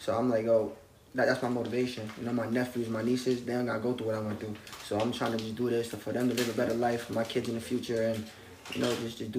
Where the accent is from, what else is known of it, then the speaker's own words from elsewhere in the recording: Yonkers, New York, United States; Nah, it's tough. The biggest thing in Yonkers, nobody like to show love.